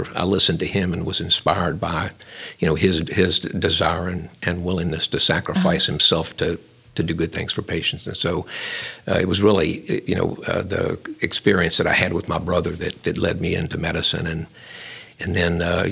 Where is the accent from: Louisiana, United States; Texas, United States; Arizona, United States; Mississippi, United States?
Louisiana, United States; Lafayette; I was born and raised in Lafayette